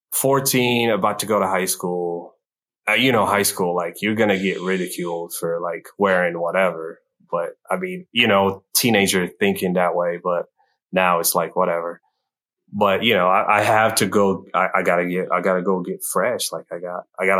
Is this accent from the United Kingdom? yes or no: no; Morocco; moved away as an adult; now in Kansas City, United States; I was born in Morocco, North Africa, and I was there until I was like 24, and then I came here